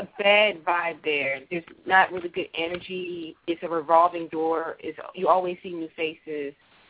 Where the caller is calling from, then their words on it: Virginia, United States; I'm calling from Virginia.